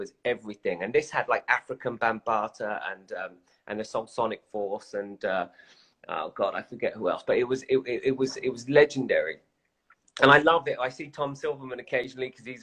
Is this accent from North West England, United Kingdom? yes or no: no; London, United Kingdom; Growing up in London on the outskirts of West London, music and football was everything